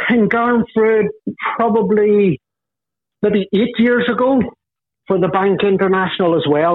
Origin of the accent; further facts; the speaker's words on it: Carrickfergus, Northern Ireland, United Kingdom; also born or lived in Belfast; I'm Carrick Fergus, County Antrim, so probably 10 miles from Belfast.